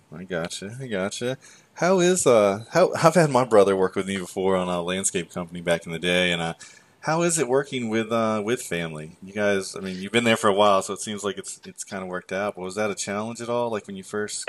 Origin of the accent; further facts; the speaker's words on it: United States; I grew up in the Delaware Maryland area